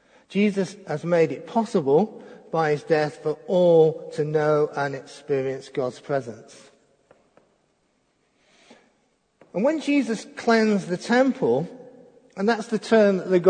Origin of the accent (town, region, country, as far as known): Crewe, North West England, United Kingdom; born or raised there